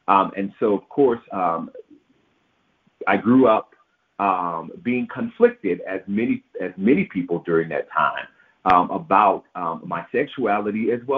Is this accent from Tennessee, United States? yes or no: yes; Memphis, Tennessee, United States; Growing up in Memphis and surrounded by the religiosity of the city did have a bearing on the upbringing that I indeed received.